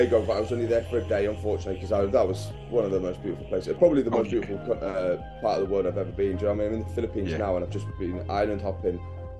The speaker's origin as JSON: {"language": "English", "country": "Germany", "tie": "born or raised there", "also_born_or_lived": "Teesside, England", "said": "I'm originally from Teesside, but my dad was a military. I was in the military, so I never actually really grew up there. I spent most of my time in Germany."}